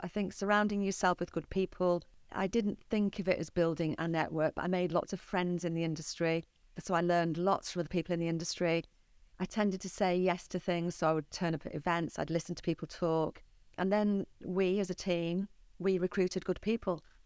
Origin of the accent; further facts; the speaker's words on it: St Helens, North West England, United Kingdom; I grew up in Saint Helens